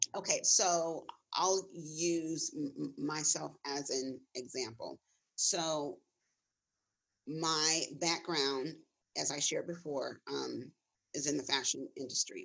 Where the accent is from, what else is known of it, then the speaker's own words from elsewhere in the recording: Gardena, California, United States; I'm I'm I'm originally from Los Angeles, specifically Gardena.